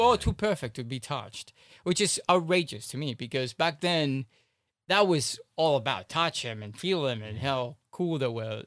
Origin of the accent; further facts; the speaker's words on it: Miami, Florida, United States; I grew up in Miami for God's sake, South Beach.